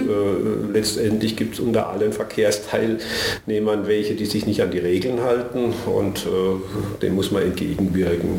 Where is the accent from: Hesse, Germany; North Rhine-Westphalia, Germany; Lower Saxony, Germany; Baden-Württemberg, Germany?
Baden-Württemberg, Germany; Karlsruhe; Ich bin tatsächlich gebürtig in Karlsruhe. Das heißt schon bald 60 Jahre hier.